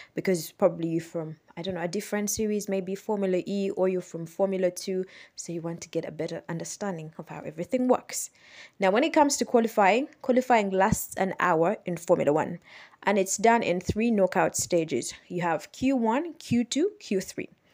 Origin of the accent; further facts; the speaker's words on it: Kampala, Central Region, Uganda; As you know, I am from Uganda. I'm from Kampala, Uganda.